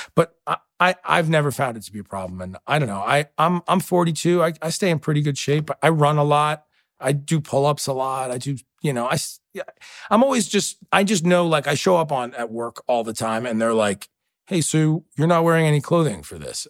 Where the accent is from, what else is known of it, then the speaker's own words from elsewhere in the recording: New York City, New York, United States; moved away; I grew up very tight, you know, uh, two-bedroom apartment in New York